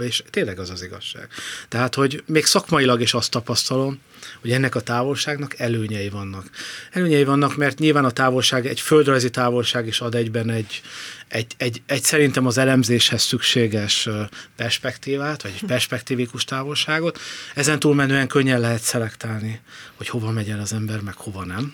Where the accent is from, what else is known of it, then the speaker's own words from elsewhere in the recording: Szombathely, Vas, Hungary; moved away as an adult; also born or lived in Budapest / village near Balaton; now in near Lake Balaton, Hungary; én szombathelyi vagyok, szombathelyről az egyetemre jöttem Budapestre